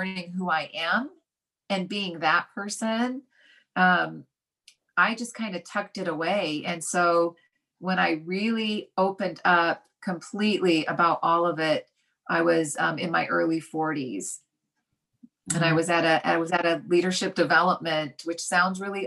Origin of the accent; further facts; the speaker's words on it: Utah, United States; growing up where I grew up in Utah